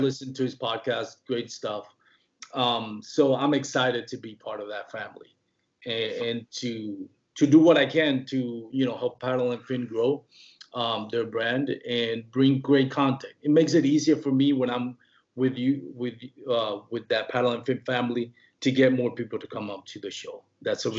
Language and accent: English; Puerto Rico; first language Spanish; English is a second language; moved away; I'm from Puerto Rico. My first language is Spanish. You know, that's where I grew up talking.